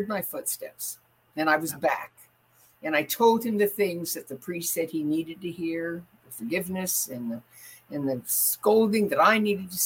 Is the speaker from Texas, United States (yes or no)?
no; Los Angeles, California, United States; I was raised in Hollywood